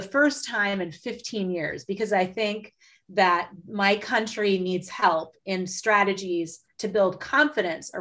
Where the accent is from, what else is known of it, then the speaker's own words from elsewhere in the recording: Midwest, United States; I'm from the Midwest